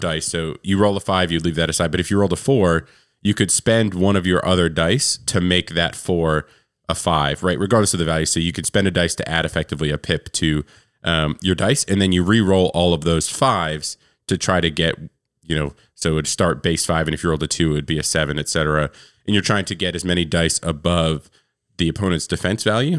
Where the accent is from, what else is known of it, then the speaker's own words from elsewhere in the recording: New York, United States; now in Tennessee, United States; I'm from New York. I live in Tennessee now. And, and where I'm from, we usually didn't finish school till almost the end of June